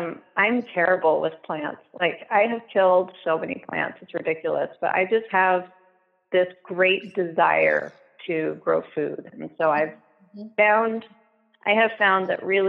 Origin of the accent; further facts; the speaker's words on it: Portland, Oregon, United States; So I am from Portland, Oregon, and then I moved around a whole bunch and have landed in Southwest Washington.